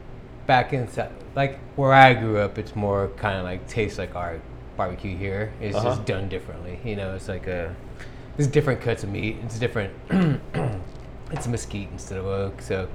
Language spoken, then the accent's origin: English; South Texas, United States; now in Austin, United States; I grew up around barbecue because I'm from South Texas